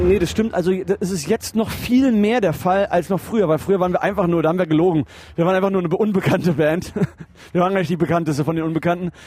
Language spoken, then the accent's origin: German; Berlin, Germany; also ich bin ja Österreicher also mein, mein, mein Vater ist Österreicher und äh, ich bin in Berlin aufgewachsen